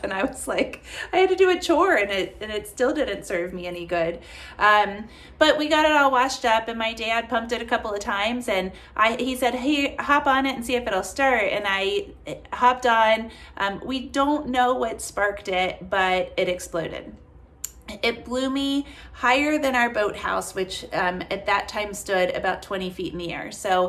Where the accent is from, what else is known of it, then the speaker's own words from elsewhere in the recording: Kentucky, United States; So I grew up here in Kentucky, where my office is, where my house is.